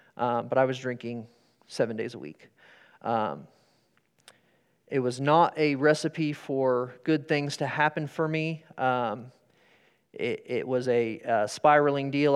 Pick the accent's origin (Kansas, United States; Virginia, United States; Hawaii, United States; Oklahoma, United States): Kansas, United States; Sterling; I grew up in Sterling